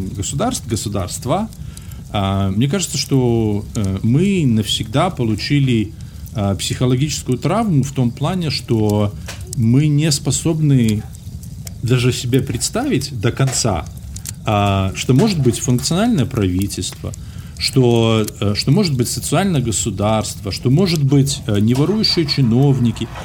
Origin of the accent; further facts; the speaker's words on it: Belarus; moved away as an adult; now in United States; уеду из Беларуси, буду жить в Америке